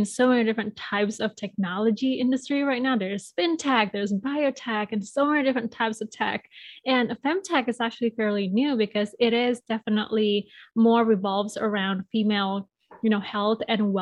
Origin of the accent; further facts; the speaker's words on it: Bali, Indonesia; moved away as an adult; now in Chicago, United States; I was born and raised in Bali, Indonesia